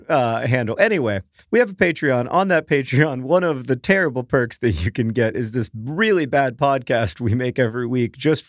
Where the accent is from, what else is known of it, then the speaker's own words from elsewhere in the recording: Orlando, Florida, United States; Like the house that Hank and I grew up in Orlando, it would be really cool for me to walk through it.